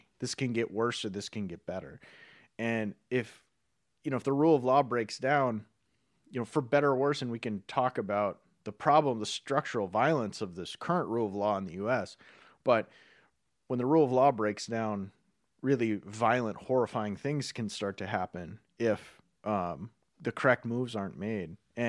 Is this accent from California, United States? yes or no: no; North Dakota, United States; They just happen to be people from where we're from North Dakota.